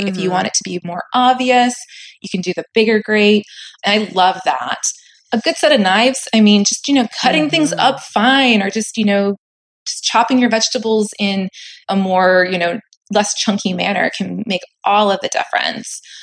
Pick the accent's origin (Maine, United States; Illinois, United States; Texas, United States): Maine, United States; now in Southern California, United States; I live in Southern California at the moment. But as you said, I grew up in Maine